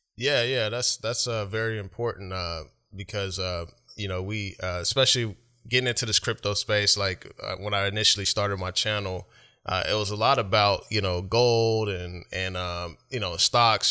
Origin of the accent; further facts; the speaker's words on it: Oklahoma City, Oklahoma, United States; now in Washington, United States; I live up here, but I'm originally from, uh, Oklahoma City